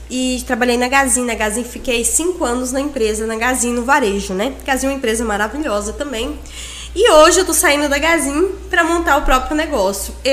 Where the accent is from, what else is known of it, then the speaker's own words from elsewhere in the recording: Tailândia, Pará, Brazil; born there; now in Confresa, Brazil; eu moro em Confresa tem quase 20 anos. É, eu sempre fui vendedora. Nasci em Tailândia. Tava brincando agora há pouco com o Thiago, que eu sou tailandesa e ele não sabia.